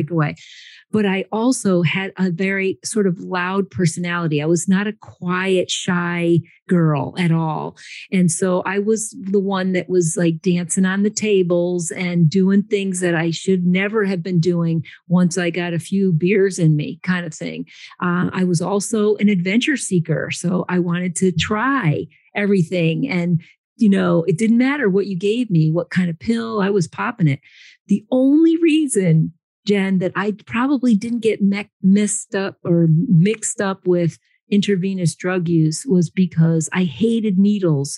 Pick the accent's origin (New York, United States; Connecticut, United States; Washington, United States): Connecticut, United States; also born or lived in San Antonio, Texas / Austin, Texas; I am in Connecticut. I grew up in Connecticut, but I actually took a geographical cure to Texas.